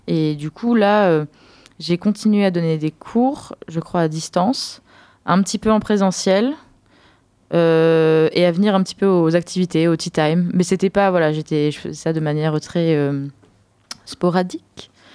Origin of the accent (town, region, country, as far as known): France